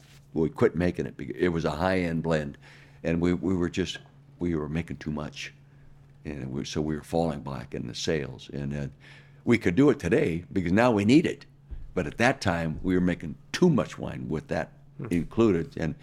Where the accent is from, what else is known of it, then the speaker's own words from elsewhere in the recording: Calistoga, California, United States; I had no rules when I grew up in Calistoga.